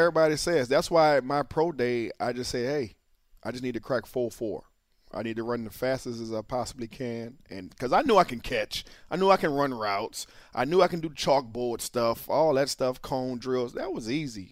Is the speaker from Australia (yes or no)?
no; New Orleans, Louisiana, United States; I'm from New Orleans